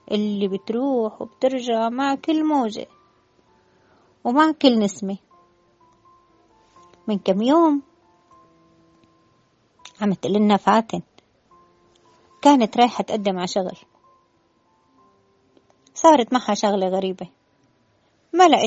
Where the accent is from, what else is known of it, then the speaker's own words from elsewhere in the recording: Damascus, Damascus Governorate, Syria; now in Alexandria, Egypt; تعرفوني أنا من الشام من الشام يعني دمشق ودمشق ما فيها بحر وأنا بحب البحر كتير